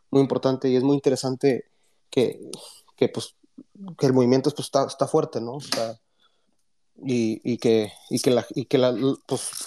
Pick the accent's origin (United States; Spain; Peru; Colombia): United States; South Texas; soy del sur de Texas, de hecho tengo, estoy a que 10 millas de México, mis, cuatro, mis tres de mis, tres de mis cuatro abuelos son mexicanos